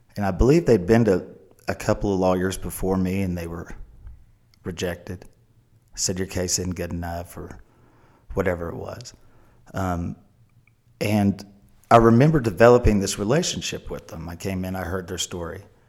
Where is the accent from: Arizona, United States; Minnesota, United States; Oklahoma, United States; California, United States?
Oklahoma, United States; we're from Oklahoma. And it's hard for Oklahomans to ask for help